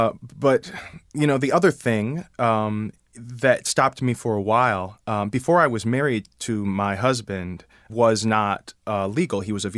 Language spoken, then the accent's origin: English; Detroit, Michigan, United States; I came from Detroit. I was a college dropout, and I was just believed in that, like, I'm going to go and be in a chorus, and then I'm going to be a star.